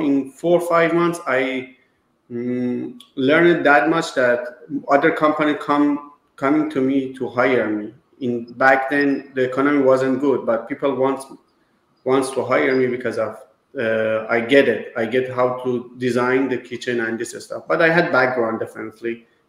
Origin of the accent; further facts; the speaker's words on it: Iran; now in United States; I came from Iran.